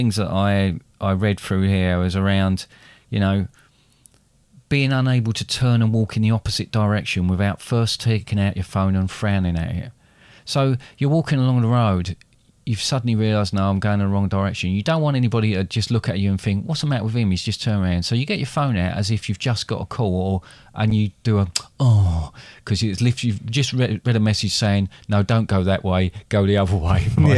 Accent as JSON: {"language": "English", "region": "England", "country": "United Kingdom", "said": "Because we're English."}